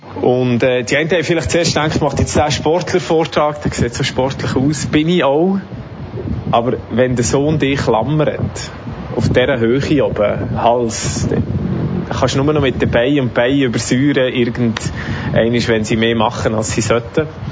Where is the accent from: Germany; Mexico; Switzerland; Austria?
Switzerland; Ich komme aus der Schweiz, ich habe den roten Pass